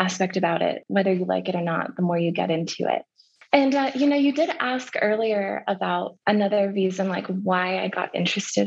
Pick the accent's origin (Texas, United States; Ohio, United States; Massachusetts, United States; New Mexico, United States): New Mexico, United States; Albuquerque; I grew up like in the South Valley and Old Town and just in that area.